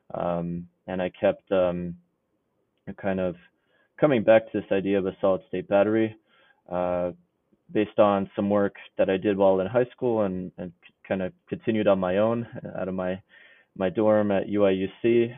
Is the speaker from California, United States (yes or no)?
no; New York City, New York, United States; moved away as an adult; now in Illinois, United States; I grew up actually in the New York City area